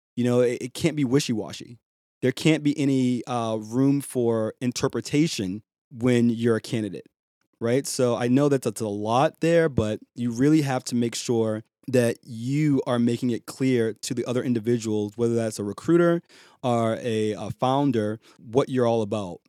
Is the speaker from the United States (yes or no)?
yes; Boston, Massachusetts, United States; with a A H at the end instead of E R, 'cause I'm from Boston